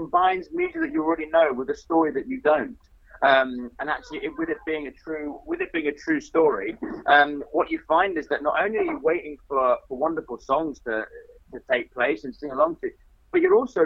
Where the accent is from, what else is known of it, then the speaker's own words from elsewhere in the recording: Australia; now in United Kingdom; I'm Australian